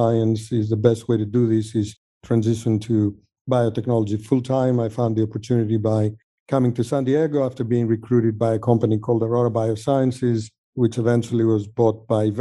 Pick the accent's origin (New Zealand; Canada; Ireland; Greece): Greece; moved away as an adult; also born or lived in Sweden; now in United States; I grew up in Greece